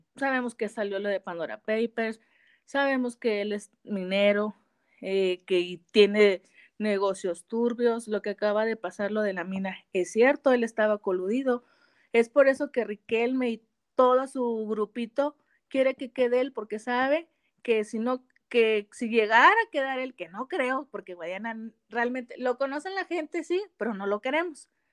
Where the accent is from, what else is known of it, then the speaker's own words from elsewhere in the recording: Saltillo, Coahuila, Mexico; Soy de Saltillo, Coahuila